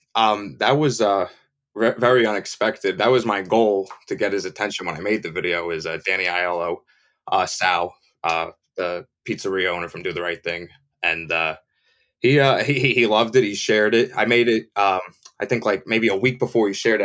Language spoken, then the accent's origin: English; New Jersey, United States; I'm from Jersey, but you know, I'm in New York a lot. I'm in North Jersey too